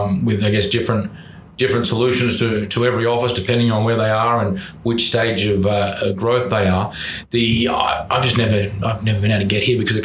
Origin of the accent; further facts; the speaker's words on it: Brisbane, Queensland, Australia; moved away as an adult; now in Newport Beach, United States; I'm from Brisbane, so southeast Queensland. So I moved over 3 years ago.